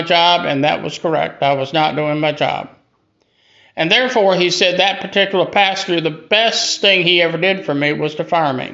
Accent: Greenville, South Carolina, United States; also born or lived in Hattiesburg, Mississippi; I was born and raised here in Greenville, South Carolina.

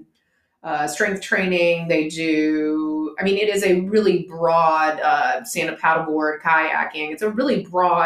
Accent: Roanoke, Virginia, United States; Roanoke, Virginia. It's in the southwestern part of Virginia in the Blue Ridge Mountains

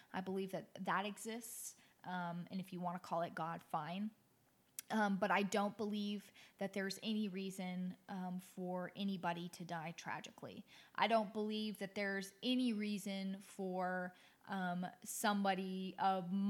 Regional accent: Anchorage, Alaska, United States; moved away; also born or lived in the South (US); I was raised up north in Anchorage, Alaska

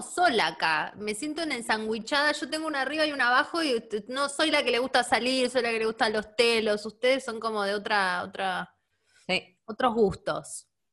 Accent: Neuquén, Argentina; also born or lived in Buenos Aires; eso es re de Neuquina, porque, porque eh, Neuquén está muy cerca de Chile

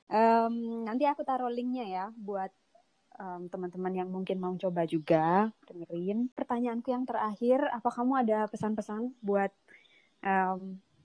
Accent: Indonesia; moved away as an adult; aku merasa karakterku masih sangat Indonesia banget karena aku meninggalkan Indonesia pas sudah dewasa

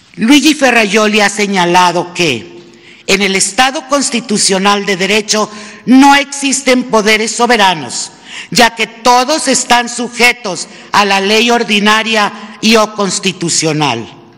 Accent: Mexico; nuestro papel como mexicanas y como mexicanos

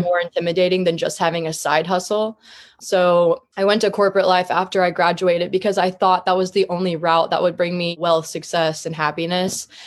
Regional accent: Columbia, Missouri, United States; now in Kansas City, United States; I was raised in Columbia, Missouri. It's a smaller city in the middle of Missouri in general

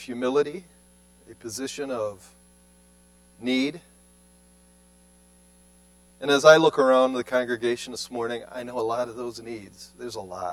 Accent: Cleveland, Ohio, United States; moved away; I come from Cleveland urban setting.

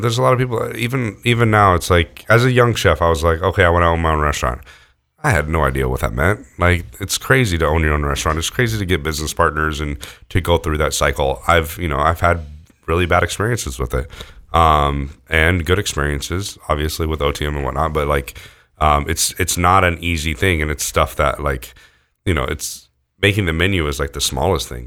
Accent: near Lake Tahoe, California, United States; also born or lived in Houston, Texas; when I was, like, in second grade, my family moved out to California

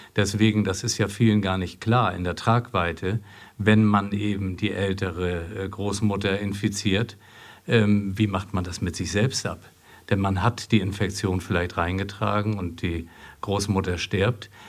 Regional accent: Flensburg, Schleswig-Holstein, Germany; also born or lived in Marburg; now in Essen, Germany; ich komme aus Flensburg und man verbindet viel mit seiner Heimatstadt, aber wenn ich dort nicht geboren wäre

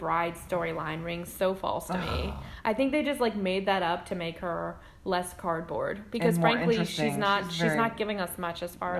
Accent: East Coast, United States; Because like I said, we're from the East Coast.

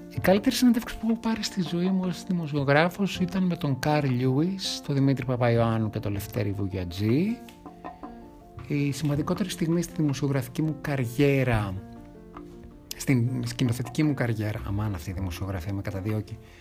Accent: Thessaloniki, Central Macedonia, Greece; moved away as an adult; now in Athens, Greece; Γεννήθηκα και μεγάλωσα στη Θεσσαλονίκη, καταγωγή μου είναι από την Ανατολική Ρωμιλία και από τις Σέρες, Στην Αθήνα 18 χρόνια.

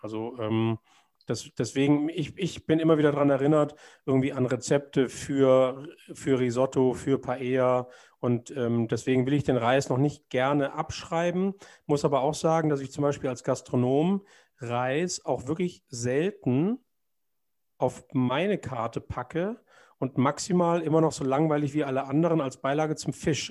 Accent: Germany; als Deutscher

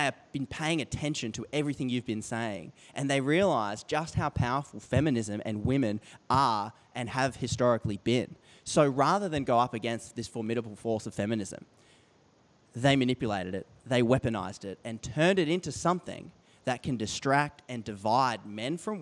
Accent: Australia; as an Australian

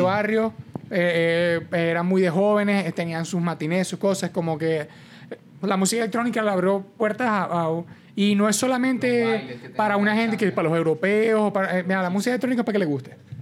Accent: Maracaibo, Zulia, Venezuela; now in Mexico City, Mexico; Nosotros somos de Maracaibo

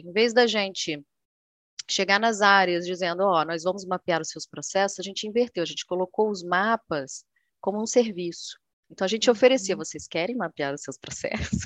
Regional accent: Vitória, Espírito Santo, Brazil; moved away as an adult; also born or lived in Buenos Aires; now in Rio de Janeiro, Brazil; eu sou do Espírito Santo, né? Eu sou natural de Vitória.

